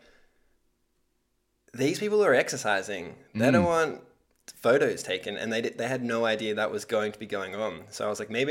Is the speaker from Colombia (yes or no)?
no; Australia; accent: Australian; now in Whistler, Canada; my Australian accent